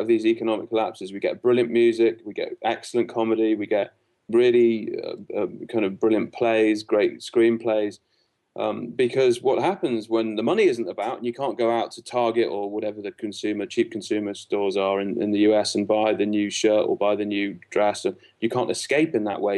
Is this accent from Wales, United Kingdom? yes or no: no; Liverpool, North West England, United Kingdom; moved away; I'm from Liverpool originally